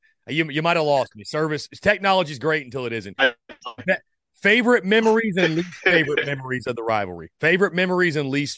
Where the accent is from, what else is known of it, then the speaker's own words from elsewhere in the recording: North Augusta, South Carolina, United States; I'm from North Augusta, South Carolina. So you're right there on the border of Georgia.